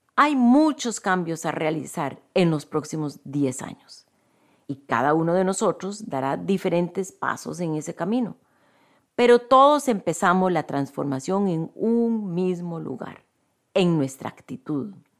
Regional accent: Costa Rica; Yo soy de Costa Rica, un país conocido por nuestro profundo compromiso con la paz

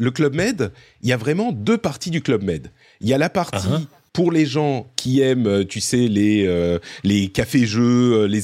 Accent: Cannes, Provence-Alpes-Côte d'Azur, France; je suis originaire de Cannes, je suis totalement d'accord

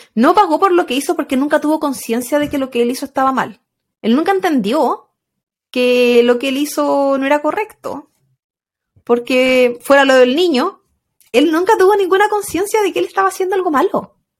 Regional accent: Chile; también somos chilenas

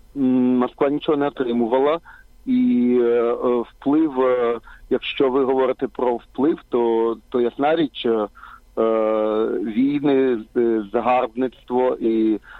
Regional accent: Ukraine; я виріс на окупованій території, в окупованій Україні

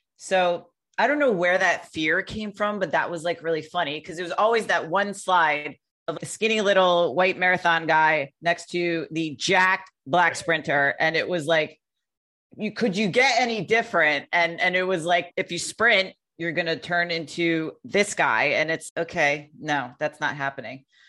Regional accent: Connecticut, United States; the place I grew up in the United States in Connecticut, we had nine golf clubs in my town

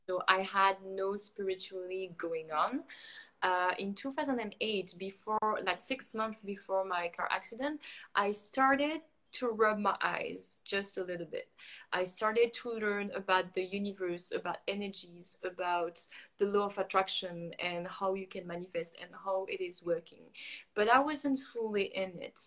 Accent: France; moved away as an adult; also born or lived in Montreal, Canada; now in Playa del Carmen, Mexico; I grew up in France, but I'm totally feeling disconnected with France.

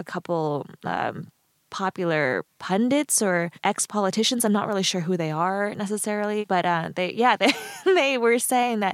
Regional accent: United States; moved away as an adult; now in Sweden; I'm not from China. I was born and raised in the US

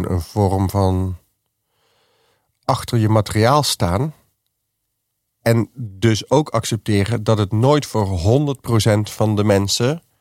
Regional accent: Amsterdam, North Holland, Netherlands; En ik kom uit de Jordaan.

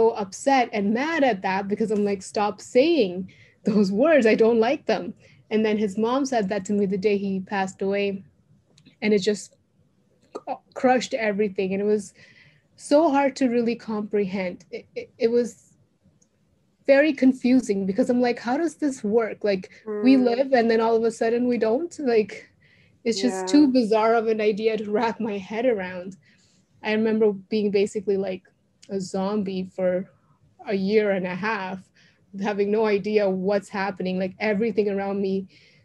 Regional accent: Canada; also born or lived in India; I was born in India, then I moved to Canada when I was about 8 years old

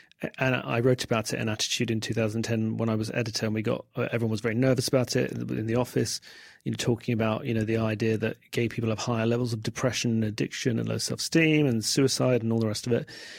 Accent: London, United Kingdom; born there; I was born in 1973 in South London, and it's very hard for younger people to understand.

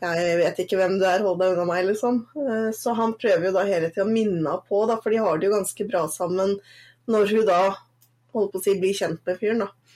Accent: Northern Norway, Norway; moved away; jeg er jo egentlig ikke søring, jeg er jo egentlig nordlending.

